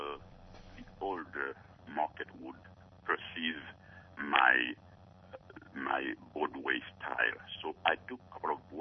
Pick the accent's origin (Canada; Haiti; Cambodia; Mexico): Haiti; also born or lived in Georgia / New York / Orlando, Florida; now in United States; I was born in Haiti, and I came here. It's been almost 35 years.